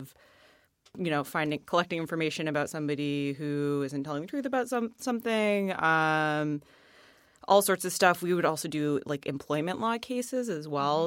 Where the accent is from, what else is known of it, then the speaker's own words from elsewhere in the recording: Boston, Massachusetts, United States; we're from the Boston area